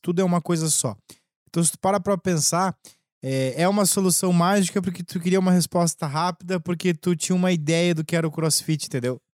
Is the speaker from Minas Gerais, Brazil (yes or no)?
no; Lages, Santa Catarina, Brazil; accent: gaúcho; lá em Lages, eu sou de Lages